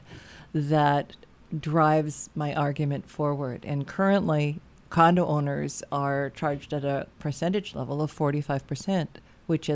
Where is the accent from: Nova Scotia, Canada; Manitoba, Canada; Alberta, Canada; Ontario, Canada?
Manitoba, Canada; Lac du Bonnet; I'm from Lac Da Bonnie